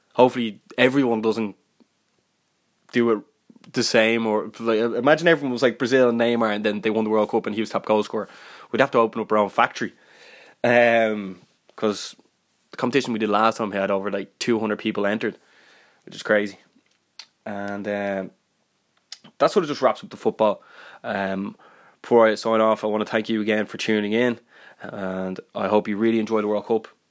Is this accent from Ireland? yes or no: yes; Ireland; I'm Irish